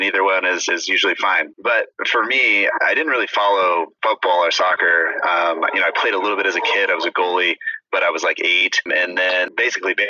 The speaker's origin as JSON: {"language": "English", "region": "California", "country": "United States", "said": "I'm from California"}